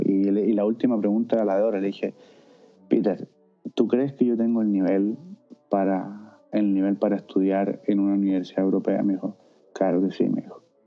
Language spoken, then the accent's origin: Spanish; Chile; moved away as an adult; now in Vienna, Austria